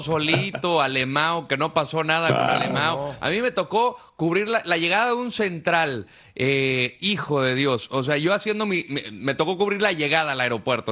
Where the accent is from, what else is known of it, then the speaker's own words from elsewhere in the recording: Aguascalientes, Mexico; soy de Aguascalientes, me tocó vivir esa etapa